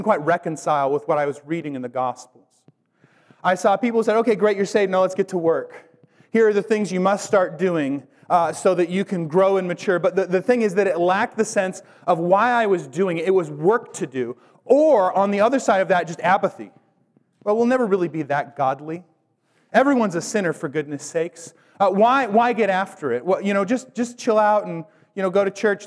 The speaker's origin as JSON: {"language": "English", "town": "Bellingham", "region": "Washington", "country": "United States", "tie": "born or raised there", "said": "I grew up in Whatcom County. The furthest I ever lived from the city of Bellingham was a nine-month stint I did at like 18"}